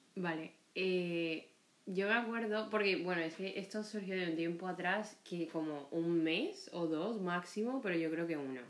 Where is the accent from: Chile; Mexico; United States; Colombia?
Colombia; also born or lived in Barranquilla; now in Spain; yo soy de Colombia, específicamente para no echar todo el cuento, que ya lo echaré en algún momento, eh, siempre digo que soy de Barranquilla. No nací en Barranquilla